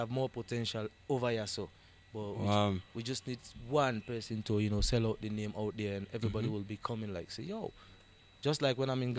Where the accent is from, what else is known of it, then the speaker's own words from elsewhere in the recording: Freetown, Western Area, Sierra Leone; I'm born and raised in SL. Uh-huh. Born and raised in Freetown in King Tom.